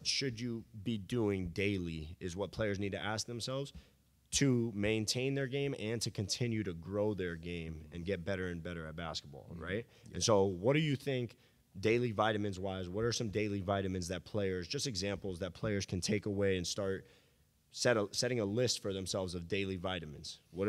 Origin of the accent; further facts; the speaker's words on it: Miami, Florida, United States; It was Dwayne Wade. I grew up in Miami.